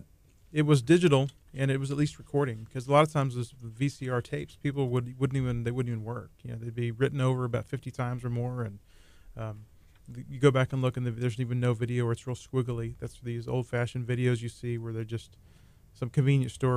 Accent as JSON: {"language": "English", "region": "South Texas", "country": "United States", "moved": "yes", "lives_now": "Nassau Bay, United States", "said": "originally from South Texas, but been living here in the Clear Lake area in Nassau Bay for about 25 years"}